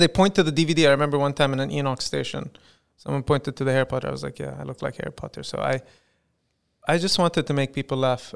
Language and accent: English; United Arab Emirates; I'd like to brand myself as the first Emirati comedian